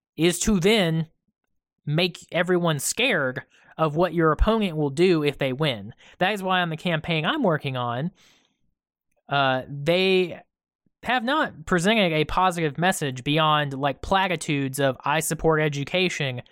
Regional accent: rural Georgia, United States; I grew up in Trump country. I currently live in Trump country

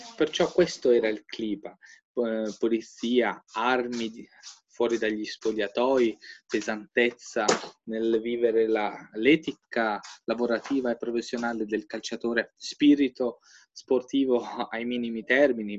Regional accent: Albania; now in Italy

